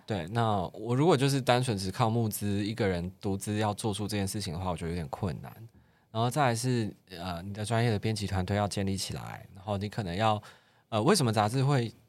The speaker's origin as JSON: {"language": "Chinese", "region": "Kaohsiung", "country": "Taiwan", "said": "我是高雄人"}